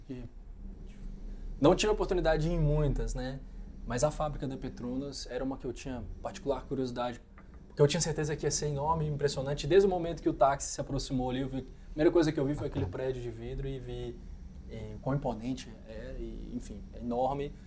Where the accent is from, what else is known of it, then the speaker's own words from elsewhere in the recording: Belo Horizonte, Minas Gerais, Brazil; perto de Belo Horizonte, minha cidade natal.